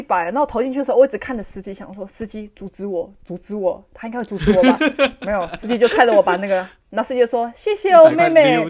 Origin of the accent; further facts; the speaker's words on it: Taiwan; 我是台湾人